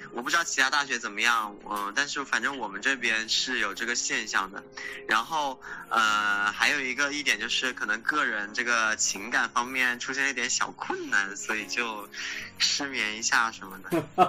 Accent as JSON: {"language": "Chinese", "country": "China", "moved": "as an adult", "lives_now": "California, United States", "said": "虽然我是个中国人，就是我看起来是个亚，亚洲人"}